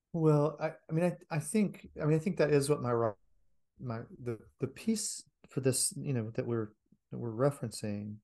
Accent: United States; as an American

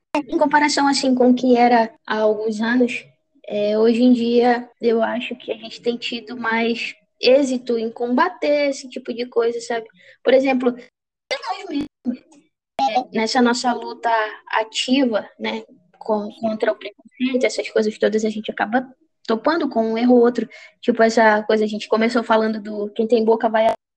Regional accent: Juruti, Pará, Brazil; Sou de Juruti cidade

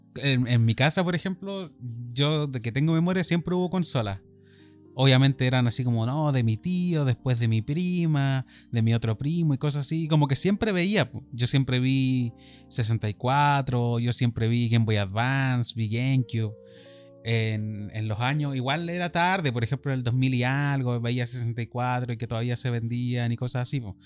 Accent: Iquique, Tarapacá, Chile; somos de Iquique. Chile, norte de Chile

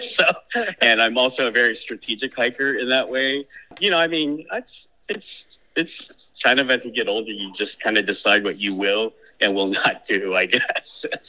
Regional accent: Kansas, United States; moved away; also born or lived in Thailand / Adirondacks, New York; I grew up in Kansas

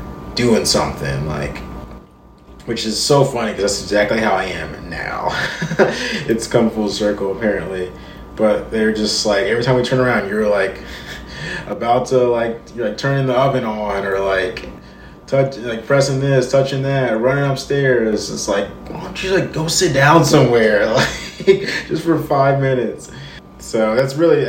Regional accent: Charlotte, North Carolina, United States; also born or lived in Columbia, South Carolina; now in Nashville, United States; I was born in South Carolina, Columbia, South Carolina. I grew up in Charlotte, North Carolina, and now I've lived in Nashville for a decade.

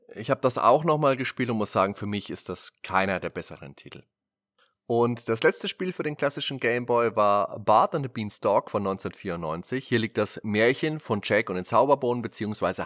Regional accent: Germany

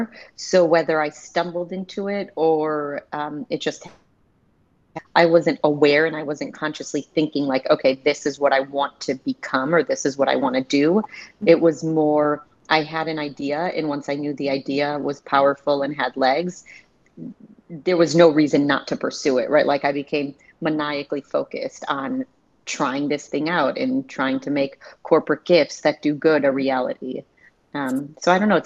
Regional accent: Chicago, Illinois, United States; also born or lived in Milwaukee, Wisconsin; I was born in Milwaukee and then moved to Chicago when I was about 5 years old.

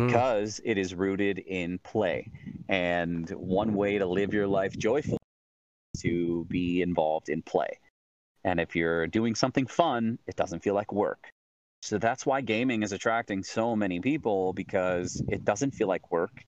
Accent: Central New York, United States; moved away as an adult; also born or lived in Southern California; I was born in Southern California. Uh, I lived there for about three years with my parents, and then they split, moved to Central New York for you know uh, all through elementary, middle, high school.

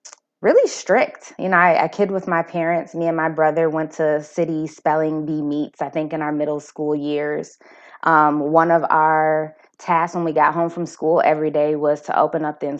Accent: Madison, Wisconsin, United States; I was born and raised in Madison, right here. I've lived on the east side my entire life

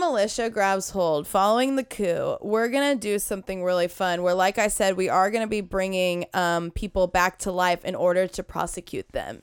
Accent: United States; we are American

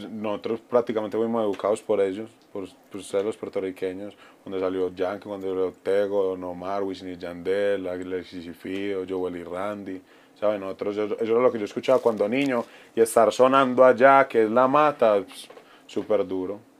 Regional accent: Colombia; … me representa a mí como colombiano, eh, pues eh, … quita el estigma de que nosotros somos droga y eso

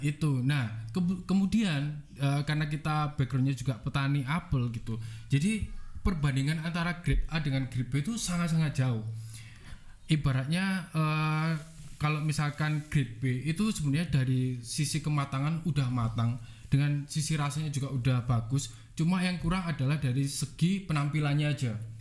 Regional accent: Batu, East Java, Indonesia; saya sebenarnya asli dari Batu, lahir di kota Batu, orang tua juga asli dari Batu.

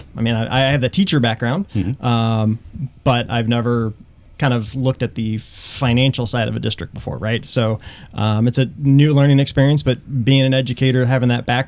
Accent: Springfield, Illinois, United States; moved away as an adult; also born or lived in Cape Girardeau, Missouri; now in Wentzville, United States; I am from Central Illinois. Grew up just outside of Springfield

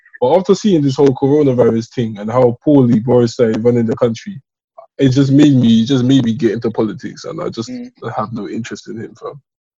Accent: London, United Kingdom; Canada Water is my home, bro. Canada Water is home.

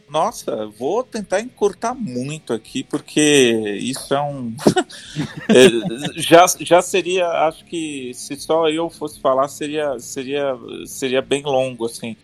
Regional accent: Bauru, São Paulo, Brazil; moved away as an adult; Eu, eu nasci em Bauru, passei minha vida lá até a faculdade

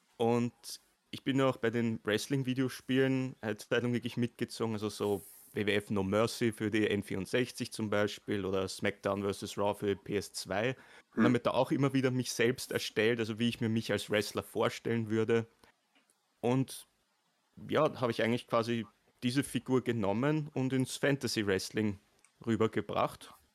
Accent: Vienna, Austria; Ich bin ein ah. echter Wiener

